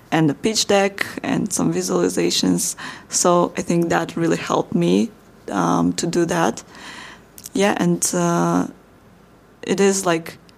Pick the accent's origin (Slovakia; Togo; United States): Slovakia; I'm from Slovakia